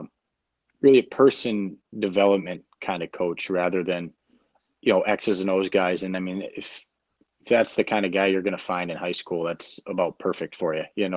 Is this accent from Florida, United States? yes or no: no; Grand Rapids, Michigan, United States; moved away as an adult; also born or lived in Toledo, Ohio / Massachusetts / Charlotte, North Carolina; I grew up in Grand Rapids, Michigan